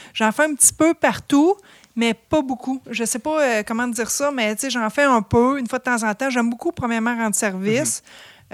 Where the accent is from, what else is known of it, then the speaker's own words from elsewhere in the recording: Drummondville, Quebec, Canada; also born or lived in Montreal / Sherbrooke; je suis native de Drummondville